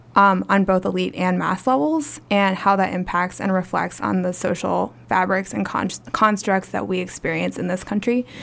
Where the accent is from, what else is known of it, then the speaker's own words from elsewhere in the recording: Portland, Oregon, United States; also born or lived in Midwest / Ohio; I'm originally from the Midwest. I grew up in Portland